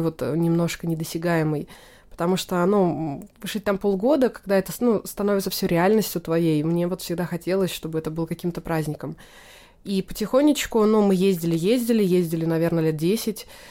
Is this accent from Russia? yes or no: yes; Naberezhnye Chelny, Tatarstan, Russia; moved away; Я родилась в Татарстане, в городе Набережные Челны